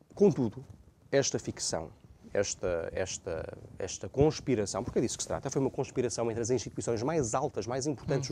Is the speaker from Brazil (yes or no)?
no; Portugal; nós que somos portugueses